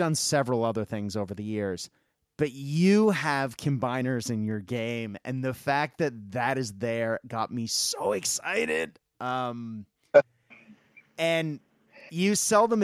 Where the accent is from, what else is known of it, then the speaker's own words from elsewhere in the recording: Japan; growing up in Japan